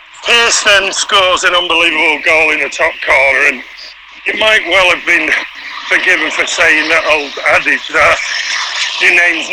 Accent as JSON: {"language": "English", "town": "Manchester", "region": "North West England", "country": "United Kingdom", "tie": "born or raised there"}